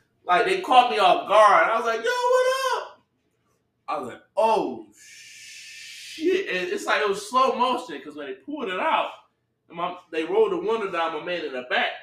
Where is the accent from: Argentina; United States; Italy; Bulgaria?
United States; Detroit, Michigan; I'm from Detroit